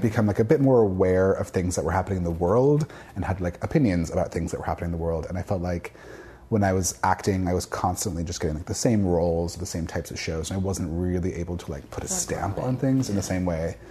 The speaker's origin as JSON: {"language": "English", "town": "Victoria", "region": "British Columbia", "country": "Canada", "tie": "born or raised there", "said": "I grew up in Victoria, British Columbia"}